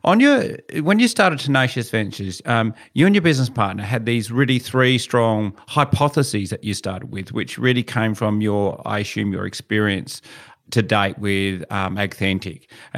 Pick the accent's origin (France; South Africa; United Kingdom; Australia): Australia; Kojonup, Western Australia; Where I grew up in Cajunup, my father, all around our house, top of a house, bottom of a house, is all rock walls.